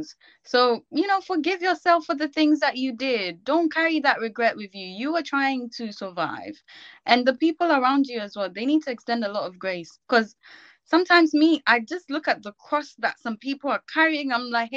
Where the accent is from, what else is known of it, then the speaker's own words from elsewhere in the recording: Ghana; now in United Kingdom; I grew up in Ghana, so when I went to school in Ghana